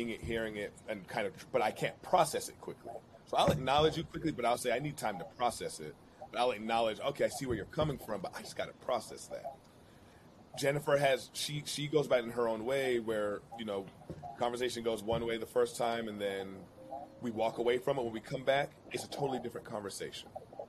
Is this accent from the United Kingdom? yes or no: no; Jamaica; I identify so much being a Jamaican, I got to be Jamaican through and through and through.